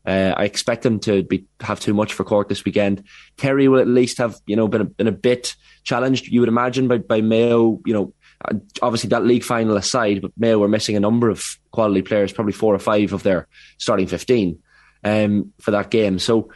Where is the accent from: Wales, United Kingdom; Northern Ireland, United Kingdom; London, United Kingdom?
Northern Ireland, United Kingdom; County Armagh; I was born in County Armagh, Owen, but my dad and my entire family are like, one half of my family are all Galway people from down there in Dunmore and North Galway.